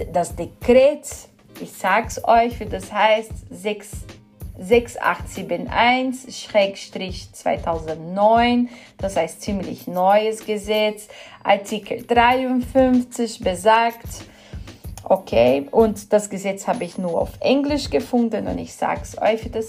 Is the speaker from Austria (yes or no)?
no; São Paulo, Brazil; German is a second language; Ja, wo ich herkomme, ich komme aus São Paulo, benutzt man sehr gern Jequitibá oder, oder äh, Amendoim.